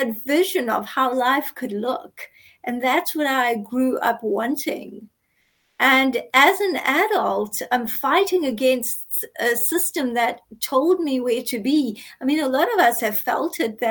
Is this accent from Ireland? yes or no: no; South Africa; I grew up in apartheid South Africa. I grew up non-white. I'm Indian South African